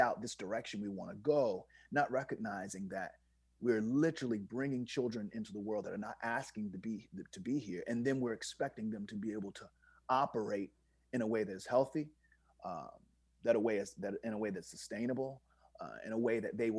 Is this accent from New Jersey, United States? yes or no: no; Virginia, United States; I'm from Virginia